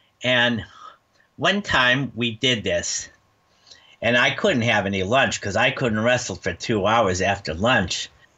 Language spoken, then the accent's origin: English; United States